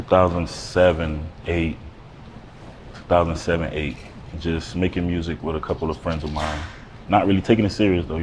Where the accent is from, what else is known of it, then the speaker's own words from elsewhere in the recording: Fort Lauderdale, Florida, United States; moved away; also born or lived in Miami, Florida; I was raised in Broward County